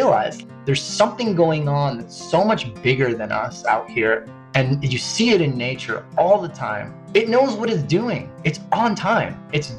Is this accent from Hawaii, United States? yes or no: yes; Hawaii, United States; I grew up in Hawaii on the Big Island, and I was always enamored by surfing as a little boy growing up on my dad's sailboat.